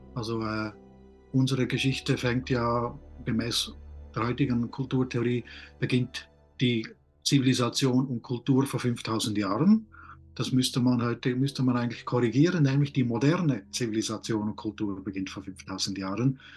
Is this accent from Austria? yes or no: no; Switzerland; ich bin auf dem Land aufgewachsen